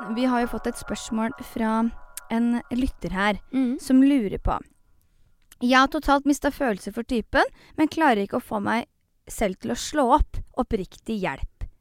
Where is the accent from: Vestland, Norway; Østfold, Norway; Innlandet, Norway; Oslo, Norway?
Østfold, Norway; Fredrikstad; vi i Fredrikstad